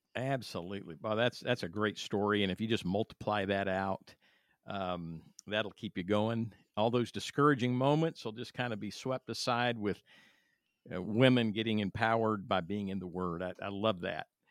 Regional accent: California, United States; I'm from California

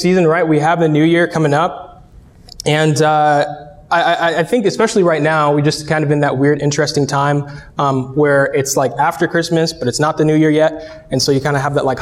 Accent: Cleveland, Ohio, United States; moved away; I'm born and raised in Northeast Ohio. I'm from Cleveland

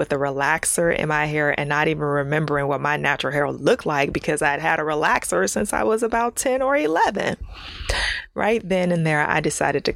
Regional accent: Ohio, United States; moved away as an adult; now in California, United States; I'm from Ohio

